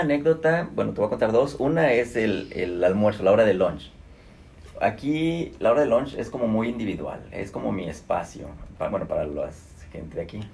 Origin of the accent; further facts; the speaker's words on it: Mexico; moved away as an adult; now in Atlanta, United States; soy un mexicano